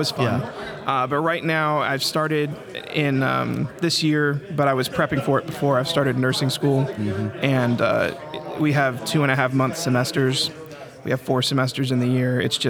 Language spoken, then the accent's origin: English; Abilene, Texas, United States; I'm from Abilene.